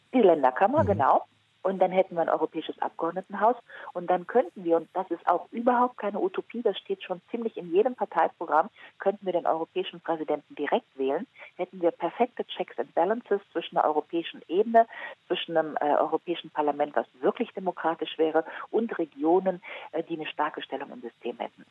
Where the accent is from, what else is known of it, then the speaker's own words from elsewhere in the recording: Rhineland, Germany; ich komme zum Beispiel aus dem Rheinland und wenn ich so in Köln, Düsseldorf lande, ja, dann fühle ich mich wohl, da bin ich geboren